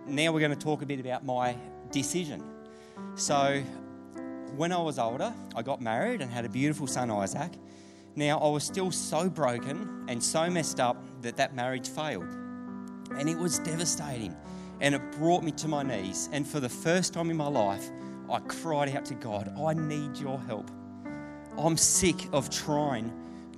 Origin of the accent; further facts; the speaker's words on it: Deniliquin, New South Wales, Australia; I grew up in Danny. I don't know if any of you guys are familiar with Deniliquin. I got brought up there as a kid